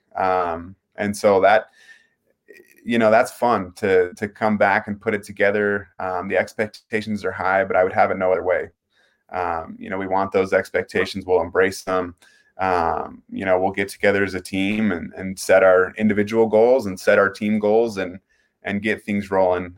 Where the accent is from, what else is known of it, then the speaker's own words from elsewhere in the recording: Pocatello, Idaho, United States; I'm from Pocatello. I went to Highland High School